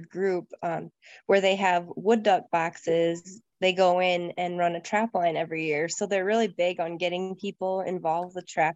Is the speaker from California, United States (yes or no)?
no; Michigan, United States; I'm from Michigan, and I was raised like hunting, fishing